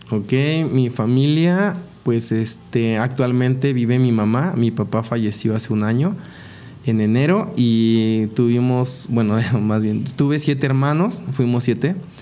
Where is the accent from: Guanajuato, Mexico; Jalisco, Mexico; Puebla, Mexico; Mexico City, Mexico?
Puebla, Mexico; Tehuacán; moved away as an adult; also born or lived in Cuesta Blanca, Puebla; de los siete años eh, a los dieciocho, viví en la ciudad de, de Tehuacán, en donde estudié gran parte de mi vida ahí.